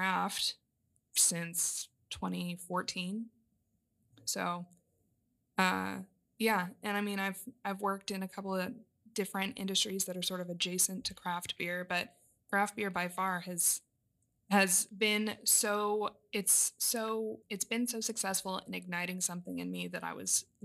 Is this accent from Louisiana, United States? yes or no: no; Southern Arizona, United States; moved away as an adult; now in California, United States; I grew up in Southern Arizona